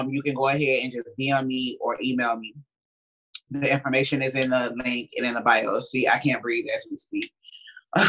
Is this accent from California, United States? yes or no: no; Miami, Florida, United States; I'm from Miami